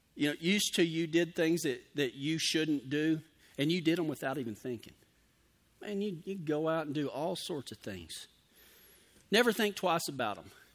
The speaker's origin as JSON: {"language": "English", "region": "Texas", "country": "United States", "moved": "yes", "said": "I'm from the South. I'm from Texas. We, we didn't use the term gunsel down there"}